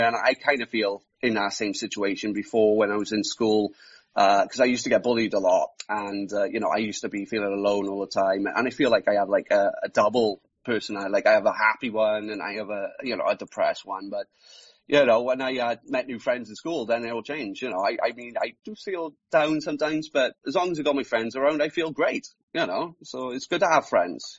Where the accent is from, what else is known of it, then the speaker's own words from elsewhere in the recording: South Wales, United Kingdom; I'm from South Wales. I am. So um, pretty much it's, I'm just living the valleys.